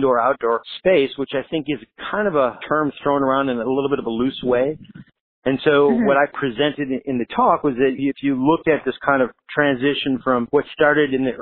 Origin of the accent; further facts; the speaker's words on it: Michigan, United States; now in Southern California, United States; I grew up in Michigan